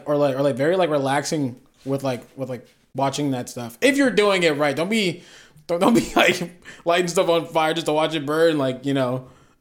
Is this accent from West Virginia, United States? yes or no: yes; West Virginia, United States; I'm from West Virginia. So go Gators.